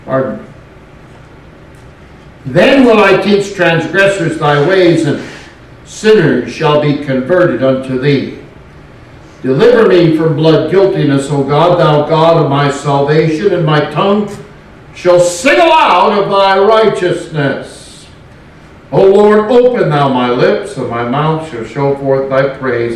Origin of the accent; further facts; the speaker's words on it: West Coast, United States; also born or lived in Louisiana / Tennessee; now in Arkansas, United States; Growing up on the West Coast